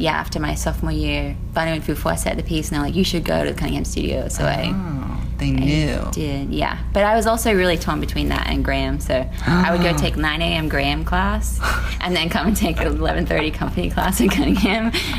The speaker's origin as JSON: {"language": "English", "town": "Sydney", "region": "New South Wales", "country": "Australia", "tie": "born or raised there", "said": "The outer suburbs of Sydney."}